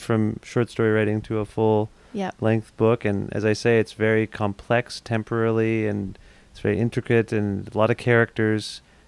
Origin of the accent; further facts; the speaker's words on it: Cambridge, Ontario, Canada; I grew up in Cambridge